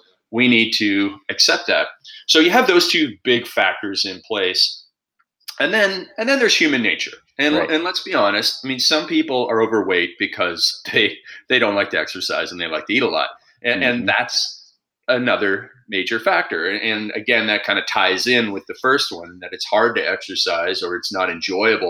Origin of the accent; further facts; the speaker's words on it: Canada; I'm Canadian